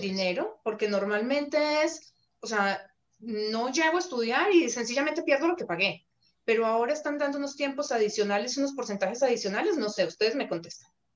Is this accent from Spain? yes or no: no; Colombia; now in Canada; en Colombia decimos a tiro de piedra